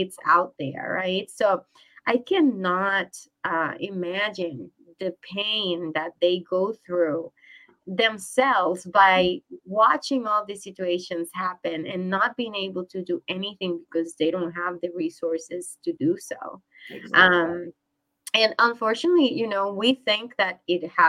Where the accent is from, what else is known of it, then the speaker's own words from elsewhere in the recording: Puerto Rico; now in United States; I grew up in Puerto Rico